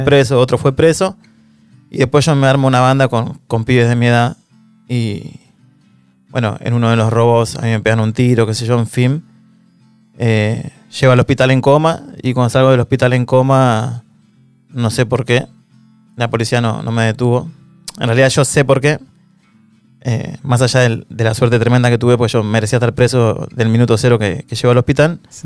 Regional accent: Don Torcuato, Buenos Aires Province, Argentina; also born or lived in San Fernando; soy de Don Torcuato, nací en el hospital de San Fernando, pero me crié y viví toda mi vida en Don Torcuato

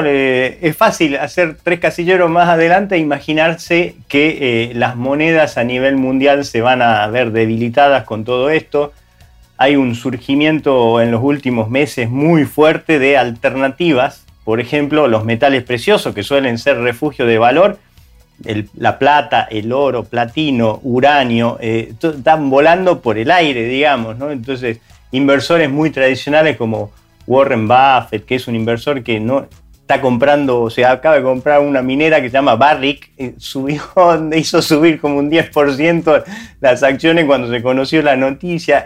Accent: Argentina; moved away; En países como Argentina, donde nosotros por ahí somos originarios

